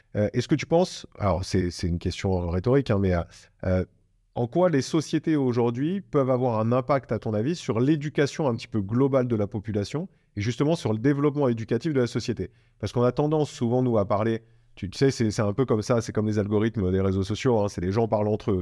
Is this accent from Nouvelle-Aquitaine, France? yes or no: yes; Bordeaux, Nouvelle-Aquitaine, France; je suis Bordelais